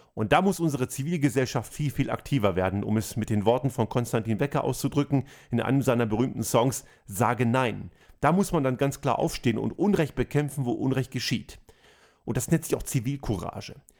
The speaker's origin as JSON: {"language": "German", "country": "Germany", "tie": "born or raised there", "moved": "as an adult", "lives_now": "Austria", "said": "Ich bin in Deutschland geboren und aufgewachsen und lebe heute in Österreich"}